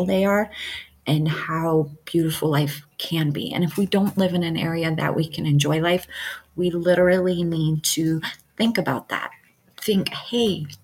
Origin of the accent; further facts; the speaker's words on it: Michigan, United States; now in Montana, United States; I would have never met her if I didn't move to Montana, because I'm from Michigan